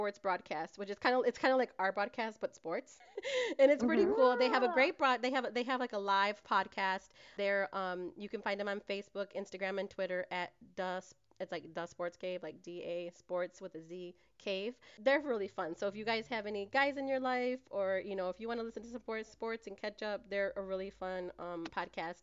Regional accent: Detroit, Michigan, United States; moved away as an adult; now in San Antonio, United States; I'm from Detroit

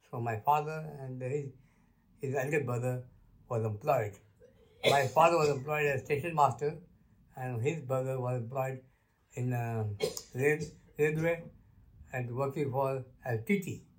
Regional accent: Kisumu, Kisumu County, Kenya; first language Luo; English is a second language; moved away as an adult; also born or lived in Luanda, Kenya / Nairobi, Kenya / Mbale, Uganda; I was born in Kenya, place called Kisumu, on 22nd January 1935 that my father was station master in a small village called Luanda, a small station where I grown up.

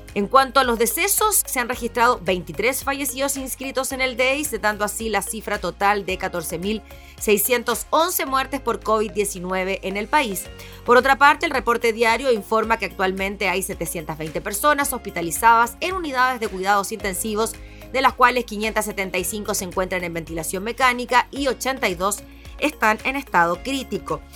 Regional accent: Chile; nosotros como chilenos

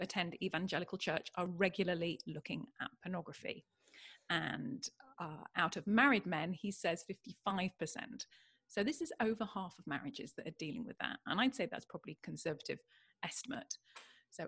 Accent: United Kingdom; now in California, United States; I'm British

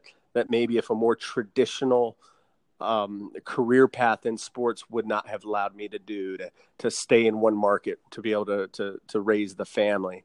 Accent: Southern Nevada, United States; we're born and raised in Southern Nevada. And so I always got to stay home and be in one market.

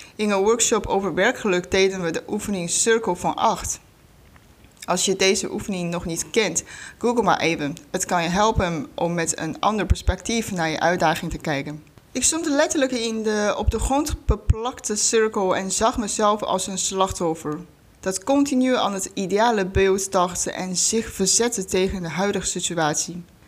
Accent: China; Dutch is a second language; moved away as an adult; now in Netherlands; oorspronkelijk kom ik uit China. Voor de studie ben ik naar Nederland gekomen. Inmiddels woon ik hier al bijna 13 jaar.

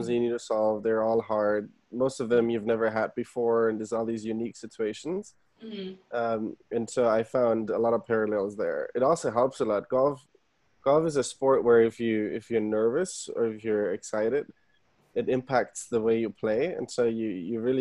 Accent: Germany; moved away as an adult; now in United States; I was born and raised in Germany

